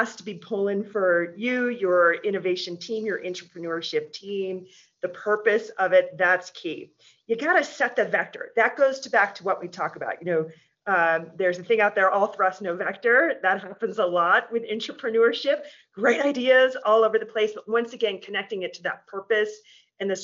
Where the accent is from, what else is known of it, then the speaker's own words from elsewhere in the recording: Alaska, United States; now in Colorado, United States; I'm from Alaska, I'm a pioneer. I grew up in a gold mine